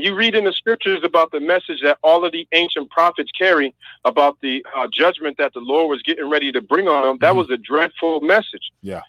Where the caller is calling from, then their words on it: Massachusetts, United States; I'm calling from Massachusetts